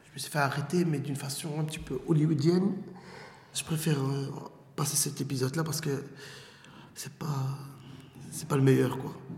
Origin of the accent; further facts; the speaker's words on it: Molenbeek, Brussels-Capital Region, Belgium; j'ai grandi à Molenbeek, entre Étendard et Comte de Flandre.